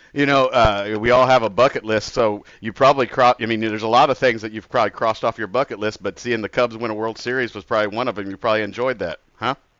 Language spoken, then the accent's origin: English; Indianapolis, Indiana, United States; growing up in Indianapolis and being a Pacers fan